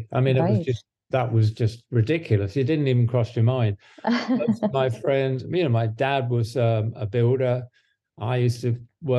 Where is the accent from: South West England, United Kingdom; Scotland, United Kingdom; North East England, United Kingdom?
South West England, United Kingdom; Devon; now in Santa Monica, United States; my wife and I still have a place, a flat in England, in Devon.